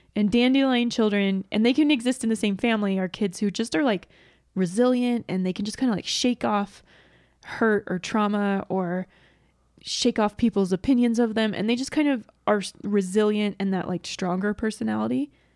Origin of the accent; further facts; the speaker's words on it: Georgia, United States; moved away; I grew up in Georgia